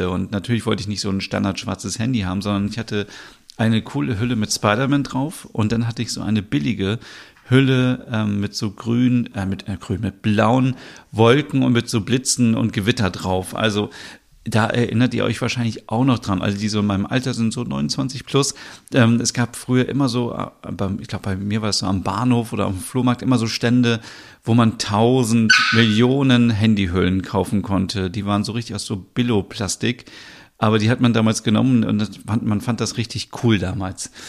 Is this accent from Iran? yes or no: no; Northern Germany, Germany; ich bin in Norddeutschland aufgewachsen und bei uns in Norddeutschland gibt es und gab es damals schon immer an jeder Tankstelle und in jedem Supermarkt